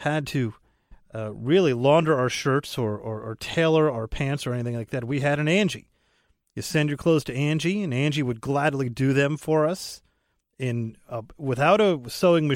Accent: Port Chester, New York, United States; born and raised in Port Chester, New York

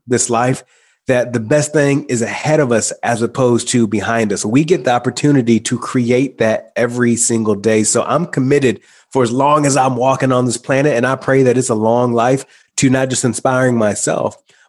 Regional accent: Michigan, United States; moved away; I decided to go back home to my hometown, my small hometown in Michigan

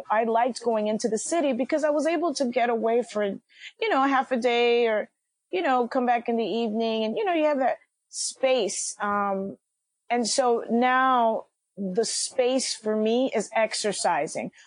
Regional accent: New York City, New York, United States; I'm from Washington Heights. I was born and raised

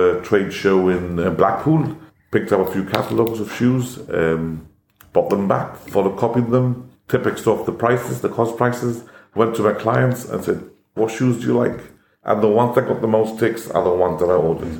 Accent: Gibraltar; born or raised there; English is a second language; also born or lived in India

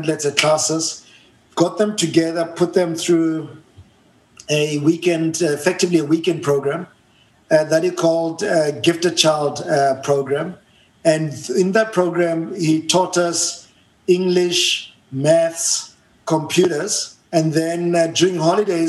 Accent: Johannesburg, Gauteng, South Africa; English is a second language; So I was born and bred in Soweto, a small place called Rockville in Soweto, Johannesburg, South Africa

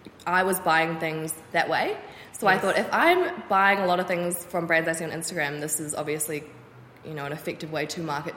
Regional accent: Auckland, New Zealand; So I was born in Auckland, so I'm 25 now, and I grew up on the North Shore.

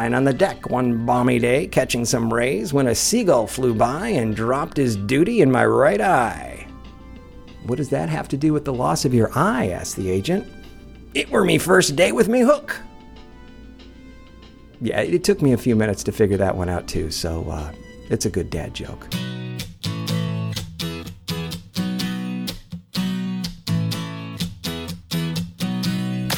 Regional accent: Tampa, Florida, United States; I'm from Tampa

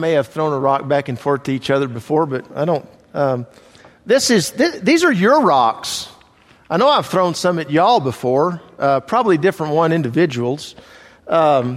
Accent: Italy; moved away; I grew up in Italy

